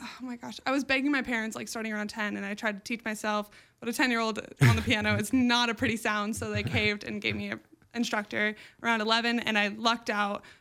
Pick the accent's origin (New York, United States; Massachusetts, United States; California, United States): California, United States; Newport Beach; I grew up just like in Newport Beach around like beachy music and like 80s pop